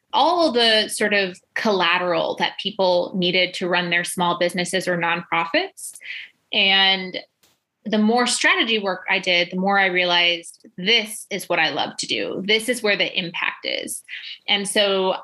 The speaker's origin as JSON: {"language": "English", "region": "Illinois", "country": "United States", "tie": "born or raised there", "moved": "as an adult", "said": "we moved to the States and sort of accidentally ended up in my hometown."}